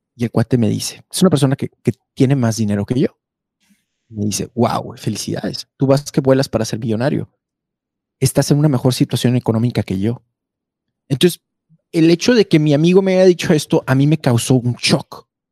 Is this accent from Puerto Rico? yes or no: no; Mexico; nos hace muy fuertes a los mexicanos